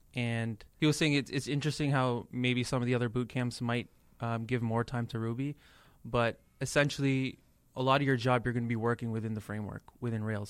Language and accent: English; Toronto, Ontario, Canada; moved away as an adult; also born or lived in India; now in Boston, United States; I'm from Toronto